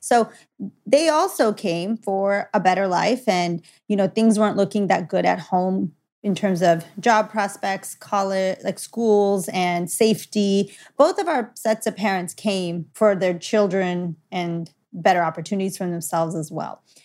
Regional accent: Los Angeles, California, United States; I was born and raised in Los Angeles.

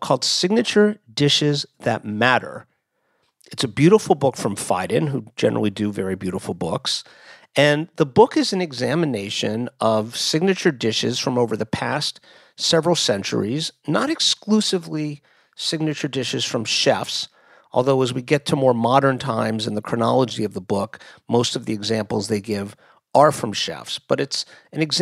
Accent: Miami, Florida, United States; moved away; I'm in Miami, Florida, my hometown

